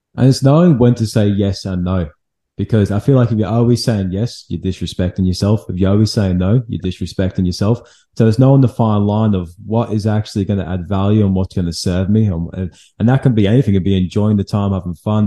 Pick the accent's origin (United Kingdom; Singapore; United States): United Kingdom; England; now in Australia; I'm from England